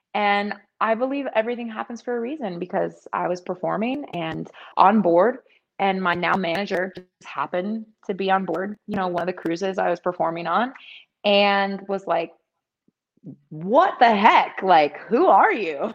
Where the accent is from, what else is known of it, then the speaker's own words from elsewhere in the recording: Thornton, Colorado, United States; moved away as an adult; also born or lived in Washington, District of Columbia, United States / East Coast; now in Las Vegas, United States; I am from Thornton, Colorado.